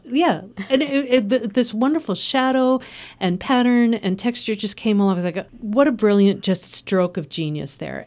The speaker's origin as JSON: {"language": "English", "region": "Midwest", "country": "United States", "accent": "Midwestern", "moved": "yes", "lives_now": "Lehigh Valley, United States", "said": "has forgiven my Midwestern accent"}